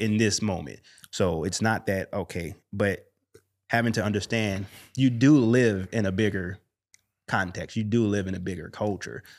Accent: Chicago, Illinois, United States; growing up in Chicago, specifically the west side of Chicago, moving to the north side of Chicago

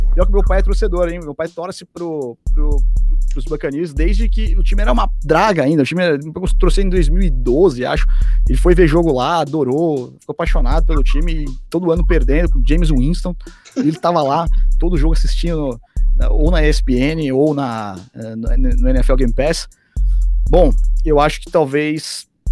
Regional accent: São Paulo, Brazil; como um bom paulista, eu tenho que falar bolacha

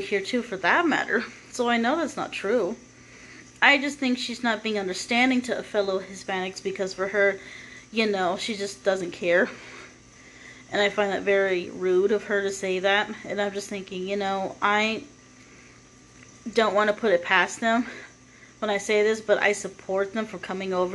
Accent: United States; someone like me being born and raised in America

